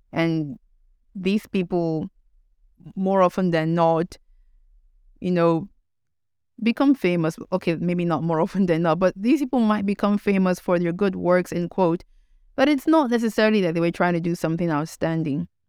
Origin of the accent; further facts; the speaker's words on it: Nigeria; being Nigerian